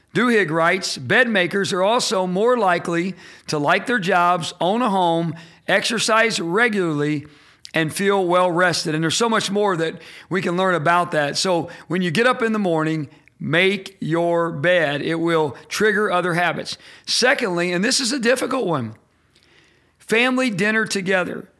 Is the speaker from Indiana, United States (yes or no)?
yes; Indiana, United States; I'm from Indiana. I'm a Hoosier